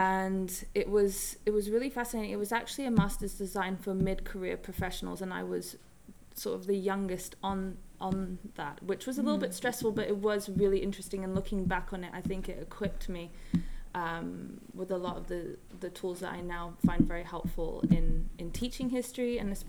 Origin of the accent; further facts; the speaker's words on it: Hong Kong; also born or lived in Bahamas; the third culture kid growing up in Hong Kong, being born in the Bahamas, and my mother's from the Bahamas and my dad is English.